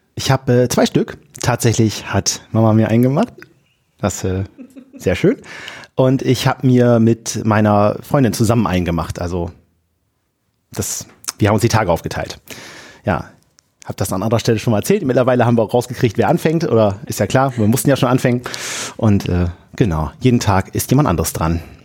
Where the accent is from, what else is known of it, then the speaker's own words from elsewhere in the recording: Wilhelmshaven, Lower Saxony, Germany; komme aus dem tiefsten Friesland-Wilhelmshaven